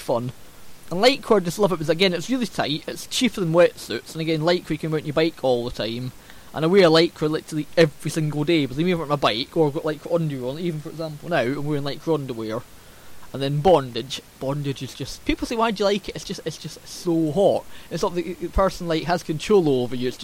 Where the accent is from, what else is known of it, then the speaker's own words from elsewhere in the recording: Scotland, United Kingdom; accent: Scots; my Scots accent